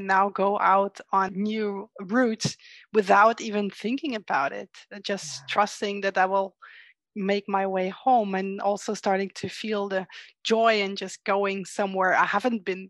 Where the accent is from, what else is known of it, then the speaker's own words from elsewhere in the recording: Netherlands; I'm from the Netherlands